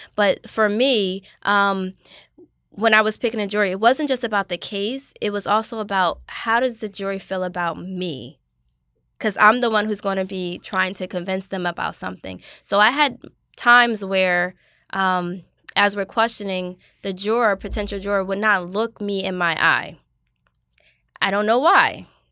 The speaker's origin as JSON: {"language": "English", "town": "Asbury Park", "region": "New Jersey", "country": "United States", "tie": "born or raised there", "said": "I grew up in Asbury Park, New Jersey"}